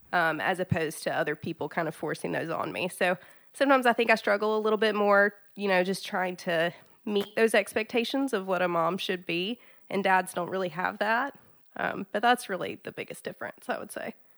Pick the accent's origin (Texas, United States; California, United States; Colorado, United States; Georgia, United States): Georgia, United States; South; now in Chattanooga, United States; I'm from South Georgia. I grew up in small town South Georgia